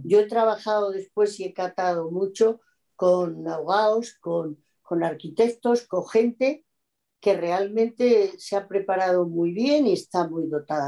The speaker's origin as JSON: {"language": "Spanish", "town": "Mérida", "region": "Extremadura", "country": "Spain", "tie": "born or raised there", "also_born_or_lived": "Castile and León / Bordeaux, France", "moved": "yes", "said": "yo soy muy extremeña, nací en Mérida, de la ciudad de la cual soy además hija predilecta"}